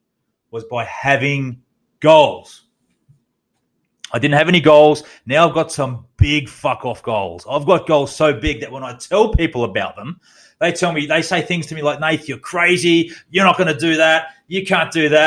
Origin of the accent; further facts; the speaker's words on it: Australia; also born or lived in Townsville, Queensland; as an Australian